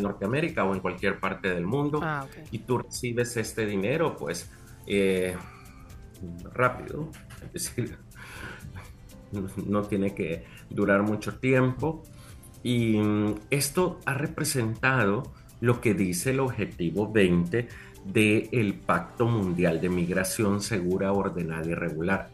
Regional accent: Usulután, El Salvador; yo, soy del Zafiro de Oriente

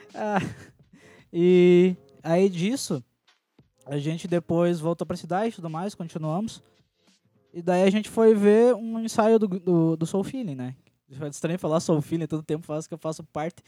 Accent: Rio Grande do Sul, Brazil; é uma tradição daqui, né? Uma dança daqui, do Rio Grande do Sul

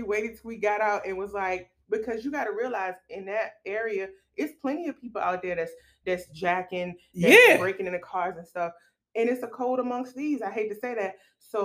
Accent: Richmond, Virginia, United States; we're from Richmond

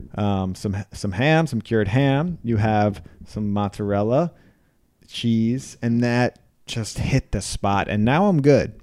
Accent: Philadelphia, Pennsylvania, United States; I thought I was from Philadelphia

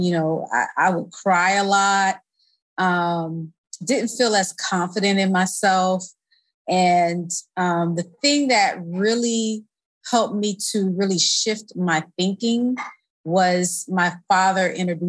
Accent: Tallahassee, Florida, United States; I grew up in Tallahassee, Florida.

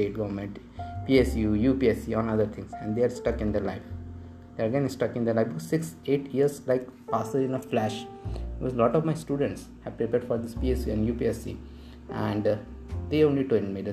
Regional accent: Bhopal, Madhya Pradesh, India; In my hometown of Bhopal, kids start preparing for IIT from class 9th

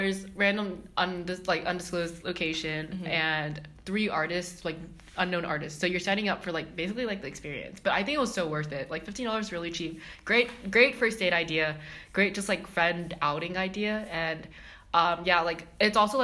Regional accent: Texas, United States; moved away; I'm from Texas

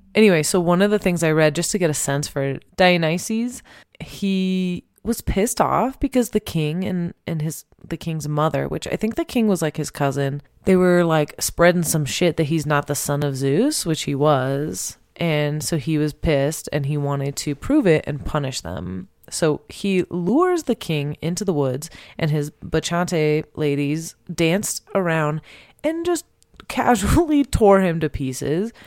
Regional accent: Temecula, California, United States; I'm from Temecula

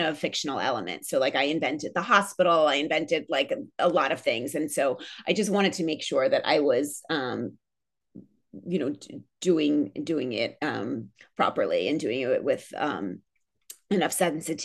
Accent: Philadelphia, Pennsylvania, United States; also born or lived in New York; I'm born in New York. I'm from New York. My family's from New York, but I grew up in Philadelphia

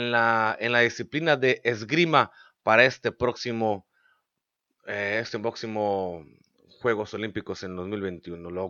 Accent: Mexicali, Baja California, Mexico; es de aquí de la ciudad donde yo soy, de Mexicali, es paisano baja californiano

